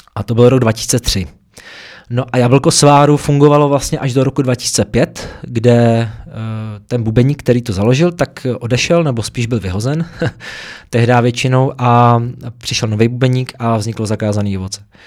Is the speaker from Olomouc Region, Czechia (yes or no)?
no; Prague, Czechia; v těch horních Počernicích, odkud pocházím teda, tady v Praze